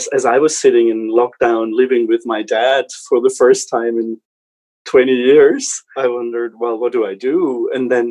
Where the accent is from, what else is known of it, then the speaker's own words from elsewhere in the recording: Germany; moved away as an adult; also born or lived in Switzerland; I come originally from Germany and worked a while in Switzerland for management consulting companies